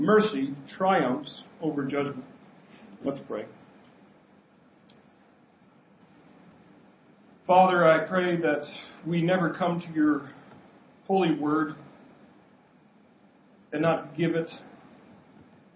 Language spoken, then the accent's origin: English; United States; I grew up in Kamiak